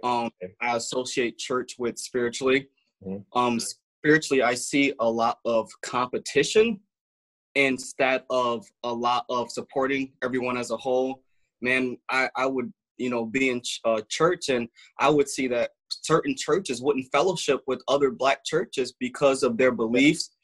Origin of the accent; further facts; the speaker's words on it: Grand Rapids, Michigan, United States; also born or lived in Muskegon, Michigan; grew up in uh, Grand Rapids, Michigan. So I was born in Muskegon, but wow. then I moved to Grand Rapids at about six years old, and I've been here ever since.